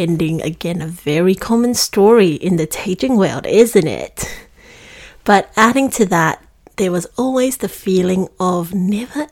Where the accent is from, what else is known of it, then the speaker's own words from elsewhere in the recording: Singapore; moved away as an adult; now in Melbourne, Australia; I was born and bred in Singapore, and I made the move to Melbourne to commence my uni